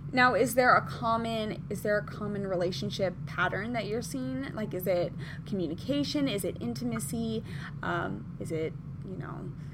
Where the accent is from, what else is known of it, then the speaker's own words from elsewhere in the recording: Midwest, United States; now in Southern California, United States; so I am from the Midwest originally